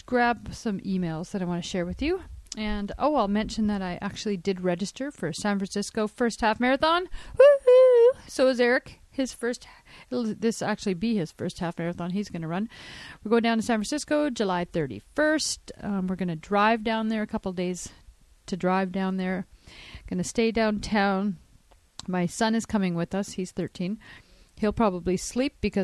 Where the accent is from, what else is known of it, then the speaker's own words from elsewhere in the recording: Canada; I'm Canadian